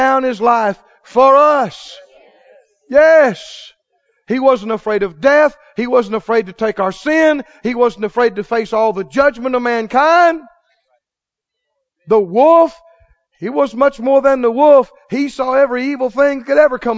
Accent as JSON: {"language": "English", "region": "Mississippi", "country": "United States", "said": "I'm from Mississippi"}